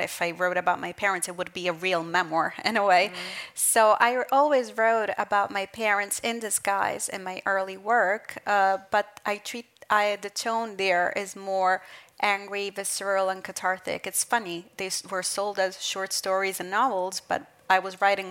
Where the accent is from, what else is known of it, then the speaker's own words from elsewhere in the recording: Southern Italy, Italy; also born or lived in Brooklyn, New York, United States; since I was 6 years old, because I moved with my mother from Brooklyn to this small village in southern Italy